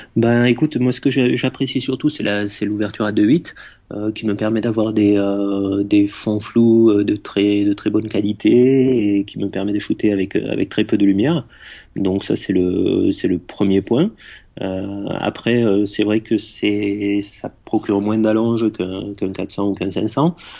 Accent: France; je suis né euh, dans les Pyrénées, dans un petit village un petit village des Pyrénées

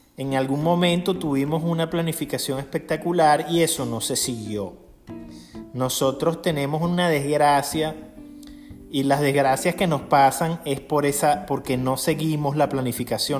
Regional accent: Aragua, Venezuela; yo soy del estado de Aragua y en el estado de Aragua es la cuna del agrónomo en Venezuela

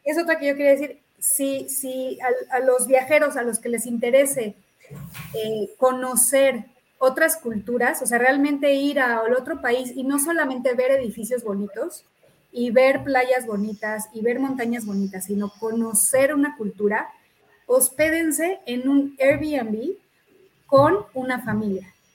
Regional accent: Mexico; todos los mexicanos

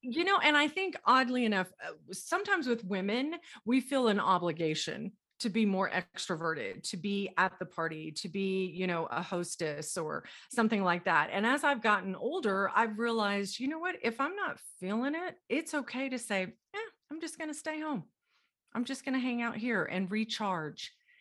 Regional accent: Dallas, Texas, United States; now in Colorado, United States; I am originally from Dallas, Texas. I live in Colorado now, but I was born and raised in Dallas, Texas

